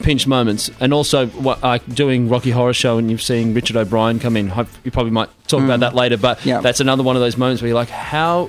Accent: Sydney, New South Wales, Australia; moved away as an adult; also born or lived in Western Australia; coming from the Northern Beaches in Sydney

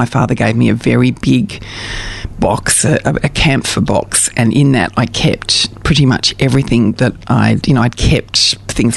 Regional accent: Brighton, Victoria, Australia; when I grew up in Brighton, I grew up in East Brighton

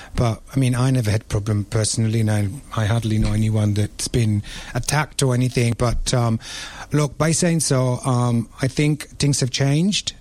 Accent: Rome, Lazio, Italy; also born or lived in London, United Kingdom; now in Melbourne, Australia; Now I'm Italian. I'm from Rome.

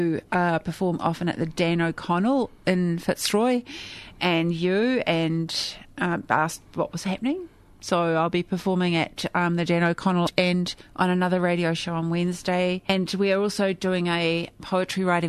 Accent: Auckland, New Zealand; it's a break from New Zealand

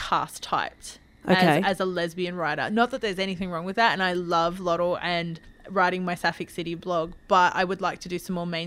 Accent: Newcastle, New South Wales, Australia; now in Victoria, Australia; I moved from Newcastle

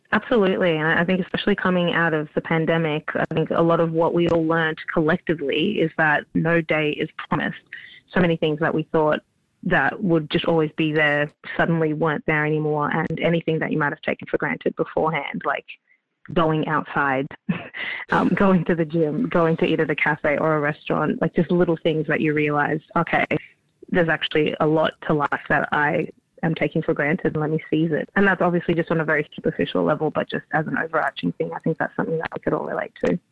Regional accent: Melbourne, Victoria, Australia; Melbourne's my hometown

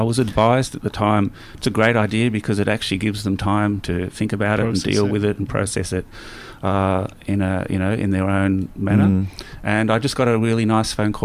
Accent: Wangaratta, Victoria, Australia; also born or lived in Swan Hill; now in Melbourne, Australia; I grew up in Wangaratta, as I said, country Victoria

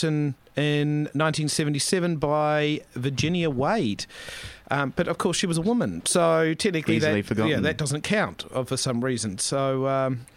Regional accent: New Zealand; now in Australia; I'm a Kiwi

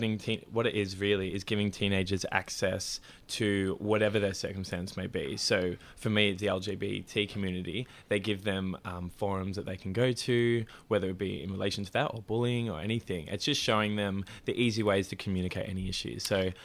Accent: Melbourne, Victoria, Australia; Yes, eastern suburbs.

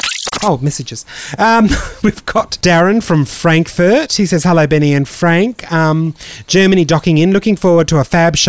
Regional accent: Melbourne, Victoria, Australia; I was from Melbourne

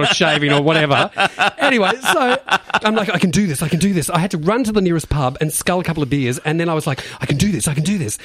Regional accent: Beaumaris, Victoria, Australia; I grew up in Bayside, Beaumaris

